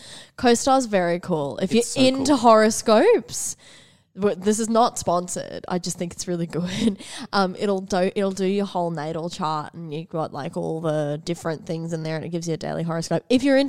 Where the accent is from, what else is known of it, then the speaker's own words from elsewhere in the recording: Toowoomba, Queensland, Australia; I was born in Toowoomba.